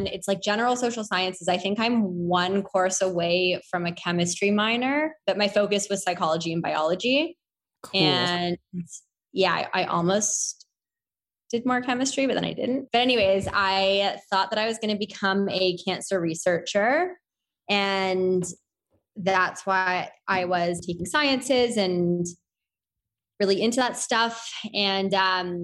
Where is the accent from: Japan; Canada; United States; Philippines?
Canada; Toronto, Ontario; also born or lived in Victoria, British Columbia; So grew up in Toronto. I'm Canadian